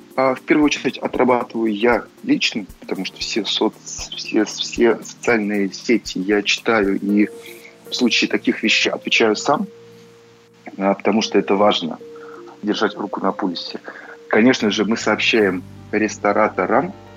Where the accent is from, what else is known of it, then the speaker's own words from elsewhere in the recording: Saint Petersburg, Russia; moved away; тот же самый Питер, хоть это и мой родной город